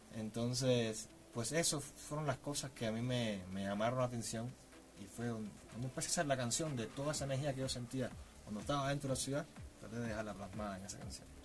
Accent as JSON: {"language": "Spanish", "country": "Cuba", "said": "Yo soy cubano, soy de un pueblo de Cuba muy pequeño, pueblo de campo"}